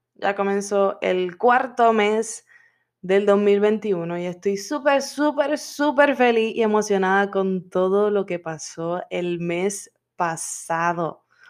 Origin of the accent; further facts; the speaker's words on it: Puerto Rico; now in Florida, United States; Yo soy de Puerto Rico y vivo en Florida